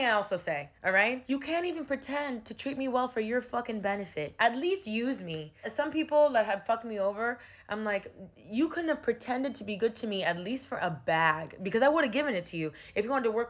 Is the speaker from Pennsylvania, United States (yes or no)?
no; Miami, Florida, United States; moved away as an adult; now in New York, United States; Miami is my hometown.